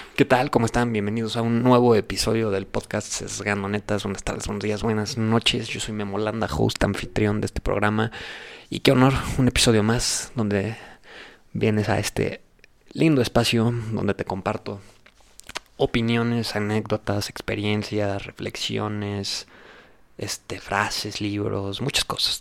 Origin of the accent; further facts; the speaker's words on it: Mexico; En México somos